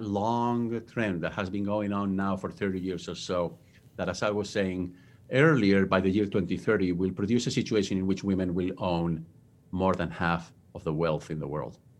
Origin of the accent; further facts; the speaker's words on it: Spain; English is a second language; moved away as an adult; now in United States; I was born and raised in Spain. That's where my accent comes from.